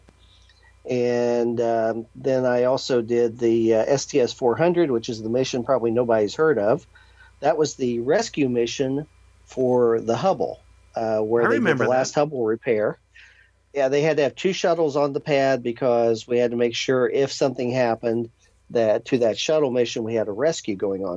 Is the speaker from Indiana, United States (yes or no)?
yes; Indiana, United States; growing up in Indiana, I went to Purdue University